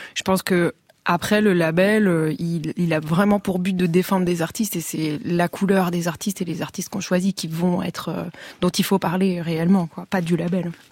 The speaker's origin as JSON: {"language": "French", "town": "Saint-Nazaire", "region": "Pays de la Loire", "country": "France", "tie": "born or raised there", "said": "j'ai grandi à Saint-Nazaire."}